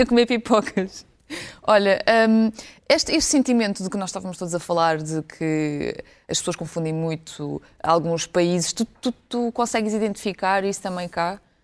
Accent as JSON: {"language": "Portuguese", "country": "Ukraine", "tie": "born or raised there", "moved": "yes", "lives_now": "Portugal", "said": "sabendo que eu nasci na Ucrânia"}